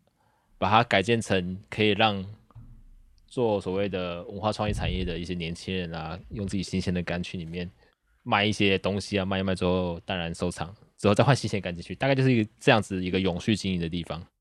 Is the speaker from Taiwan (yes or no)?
yes; Taichung, Taiwan; 身为台中人